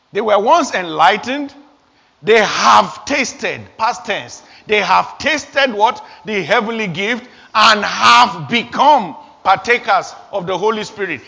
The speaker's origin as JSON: {"language": "English", "country": "Nigeria", "tie": "born or raised there", "moved": "as an adult", "said": "I was 21 years old back in my home country, Nigeria"}